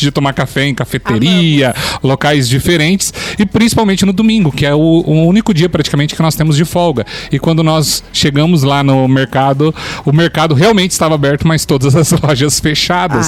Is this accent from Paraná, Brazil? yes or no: yes; Londrina, Paraná, Brazil; moved away as an adult; now in Lages, Brazil; Nós somos de Londrina, né, do estado uhum. do Paraná